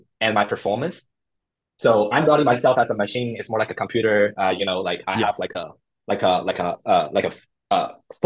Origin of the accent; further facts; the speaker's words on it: China; English is a second language; moved away as an adult; now in United States; I grew up in China, and I was actually a first generation immigrant.